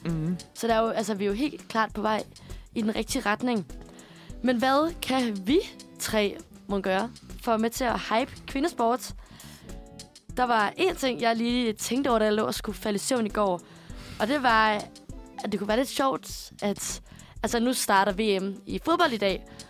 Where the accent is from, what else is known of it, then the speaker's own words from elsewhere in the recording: Aarhus, Central Denmark Region, Denmark; jeg er fra Aarhus og kæmpe A G F-fan